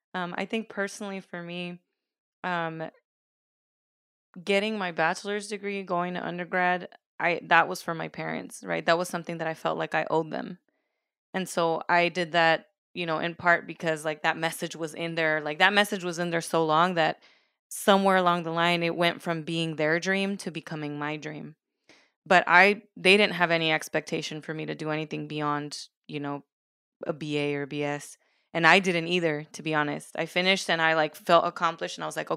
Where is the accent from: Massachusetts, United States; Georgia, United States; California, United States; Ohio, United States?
California, United States; I'm originally from the Bay Area. My family moved to SoCal.